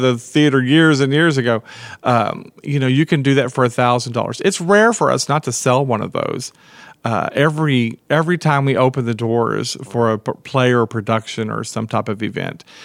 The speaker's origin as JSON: {"language": "English", "town": "Brownwood", "region": "Texas", "country": "United States", "tie": "born or raised there", "said": "I grew up in Brownwood"}